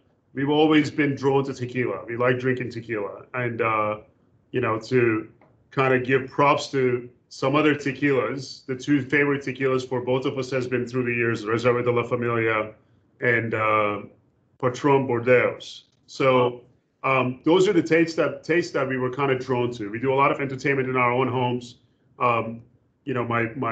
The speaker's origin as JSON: {"language": "English", "country": "Turkey", "tie": "born or raised there", "also_born_or_lived": "Louisville / New York", "moved": "yes", "lives_now": "United States", "said": "I was born and raised in Turkey"}